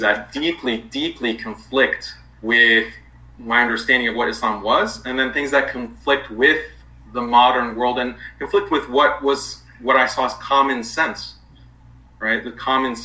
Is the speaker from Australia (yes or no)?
no; United States; I was born and raised in the United States. My parents are Iranian